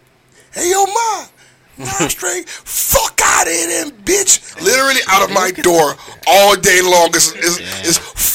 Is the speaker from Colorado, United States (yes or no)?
no; Miami, Florida, United States; I've been in New York for almost a month now. And I need to say that I didn't know. I'm from Miami